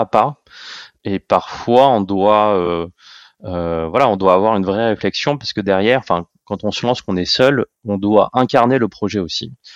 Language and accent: French; Paris, Île-de-France, France; Je suis né à Paris, j'ai fait toutes mes études à Paris et j'ai fait tous mes stages à Paris et tous mes jobs à Paris. Donc voilà, d'où je viens, je viens de, de Paris